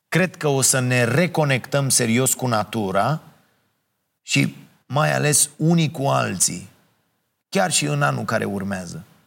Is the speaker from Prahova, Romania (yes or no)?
yes; Ploiești, Prahova, Romania; now in Bucharest, Romania; eu sunt de la Ploiești